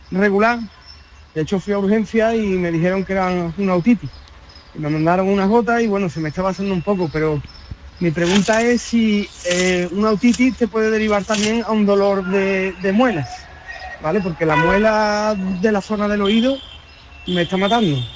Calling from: Seville, Andalusia, Spain; Buenas tardes … de Sevilla.

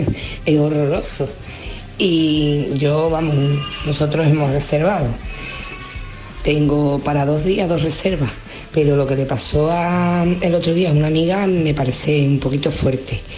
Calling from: Huelva, Andalusia, Spain; de Huelva.

